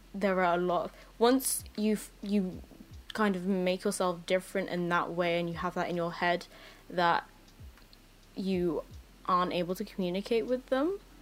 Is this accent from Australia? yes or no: no; England, United Kingdom; also born or lived in Philippines; I moved here when I was one years old